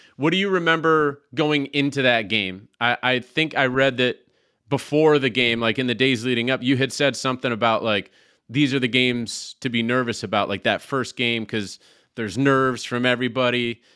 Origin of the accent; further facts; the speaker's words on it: Syracuse, New York, United States; I'm from Syra-, the Syracuse area.